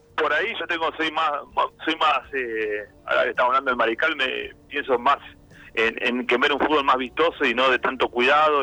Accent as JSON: {"language": "Spanish", "country": "Argentina", "said": "soy argentino"}